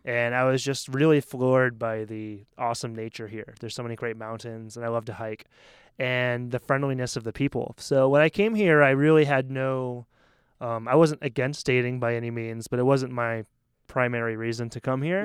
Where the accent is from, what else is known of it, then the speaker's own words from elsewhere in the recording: Maine, United States; moved away as an adult; also born or lived in South Korea; now in Taiwan; I'm from Maine, which is right on the Canadian border